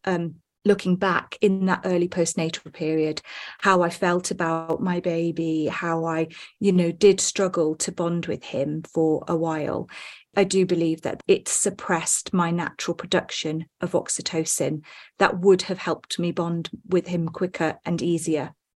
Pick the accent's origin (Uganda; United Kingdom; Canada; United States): United Kingdom; Wales; I'm from the U K. I was born in Wales, in a very small town